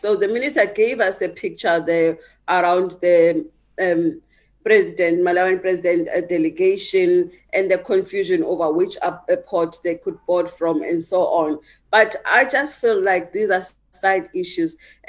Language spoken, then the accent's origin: English; South Africa; as a South African